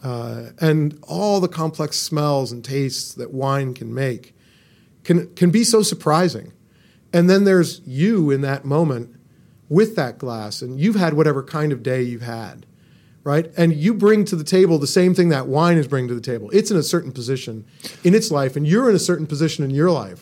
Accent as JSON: {"language": "English", "region": "California", "country": "United States", "tie": "born or raised there", "also_born_or_lived": "Boston", "moved": "yes", "said": "I grew up in California, and so I drank California wine"}